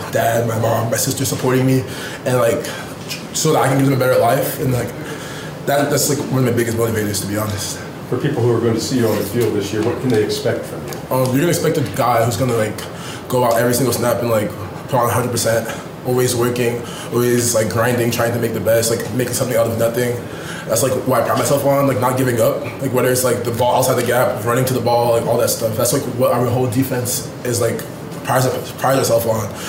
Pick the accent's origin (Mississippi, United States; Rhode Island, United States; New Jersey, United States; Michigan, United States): Rhode Island, United States; moved away as an adult; I'm a kid from Rhode Island.